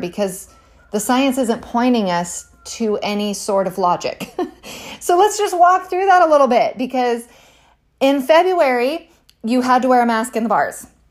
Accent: California, United States; moved away; I'm from California originally

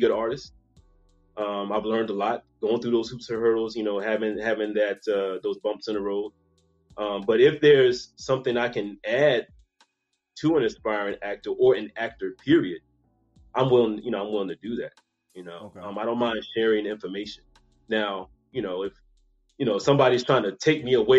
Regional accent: Charleston, South Carolina, United States; accent: Geechee/Gullah; now in Atlanta, United States; I'm originally from Charleston, South Carolina. That's home.

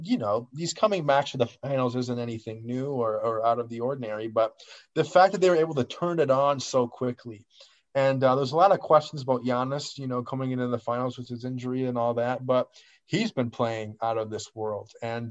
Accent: Marquette, Michigan, United States; my hometown, Marquette, Michigan.

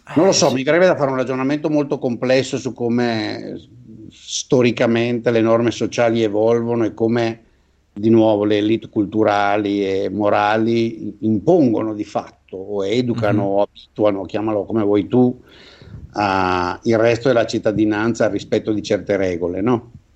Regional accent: Veneto, Italy; io da buon veneto

